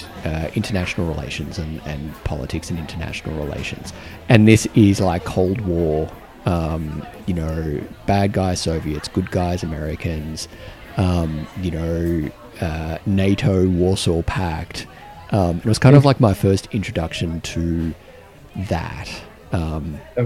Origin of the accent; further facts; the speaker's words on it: Australia; I'm pretty Australian